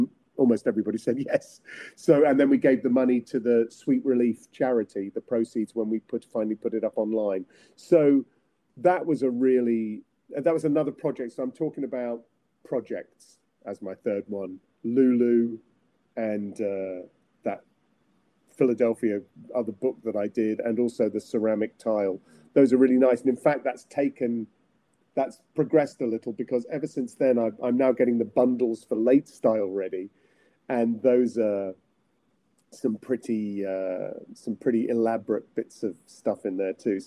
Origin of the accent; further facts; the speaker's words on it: England, United Kingdom; I'm English